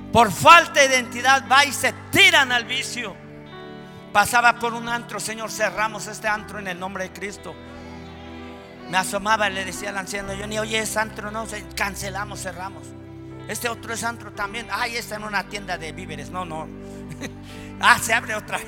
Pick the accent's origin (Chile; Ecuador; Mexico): Mexico; en nuestro país, en México